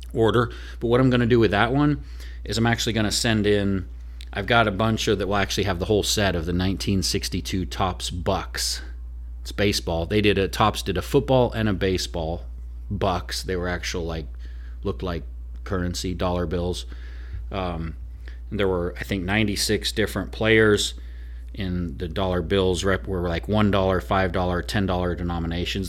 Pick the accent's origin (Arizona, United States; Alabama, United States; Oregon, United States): Oregon, United States; now in Nashville, United States; I'm originally from Oregon